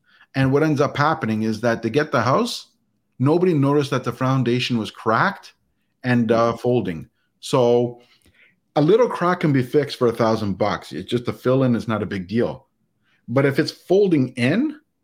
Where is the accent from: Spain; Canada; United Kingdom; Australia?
Canada; as a Canadian